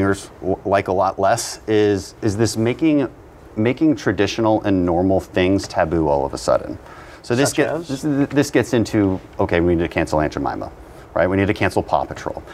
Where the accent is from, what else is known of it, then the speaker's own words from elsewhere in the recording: Houston, Texas, United States; also born or lived in Bogota; I'm from Houston. It's the most diverse city in America